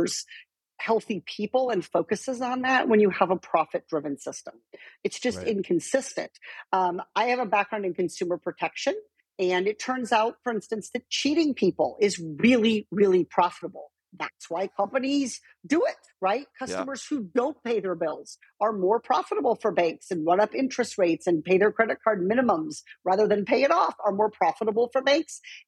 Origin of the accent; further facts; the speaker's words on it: rural Iowa, United States; moved away; I grew up in a very rural part of Iowa where there was not a lot of no enrichment education for gifted kids.